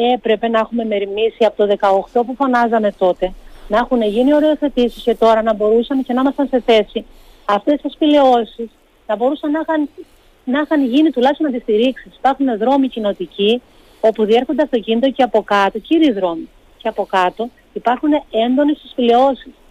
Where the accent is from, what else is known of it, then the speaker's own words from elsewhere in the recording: Rethymno, Crete, Greece; στο Ρέθμιο και στον τόπο μου